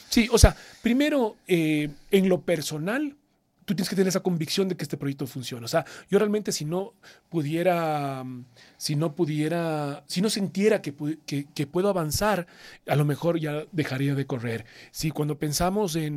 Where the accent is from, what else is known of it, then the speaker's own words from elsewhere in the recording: Ecuador; no fui solo el primer ecuatoriano en participar, sino que además soy el primer ecuatoriano en cumplir los 10 años